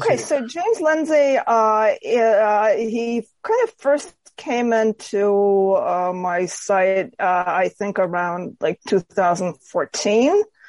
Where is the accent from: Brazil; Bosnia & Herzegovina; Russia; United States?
Russia; Moscow; moved away; growing up in Moscow, where I was born when it was still the Soviet Union.